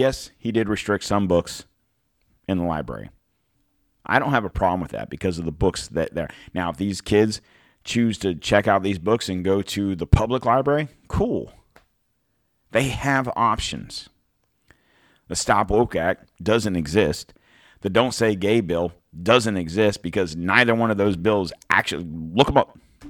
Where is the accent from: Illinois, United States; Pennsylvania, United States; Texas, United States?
Illinois, United States; Chicago; now in Tampa, United States; Even when I moved here back in the 80s, Tampa wasn't, I came from Chicago.